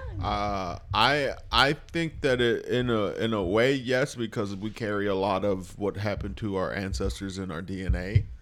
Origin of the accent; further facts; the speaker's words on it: Lorain, Ohio, United States; also born or lived in Clovis, New Mexico; my first memories are back in Lorain, Ohio